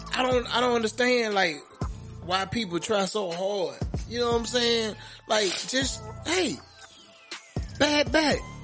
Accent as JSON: {"language": "English", "region": "Alabama", "country": "United States", "said": "Just know I'm from Alabama."}